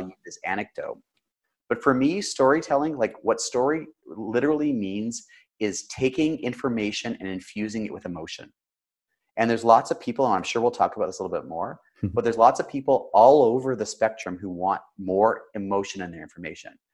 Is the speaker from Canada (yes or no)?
yes; Canada; Now I'm Canadian